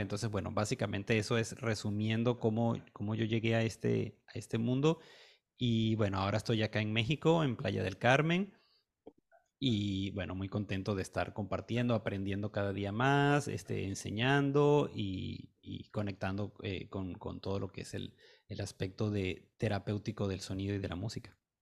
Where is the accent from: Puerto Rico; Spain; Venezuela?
Venezuela; Caracas, Capital District; yo soy de Venezuela, nací en Caracas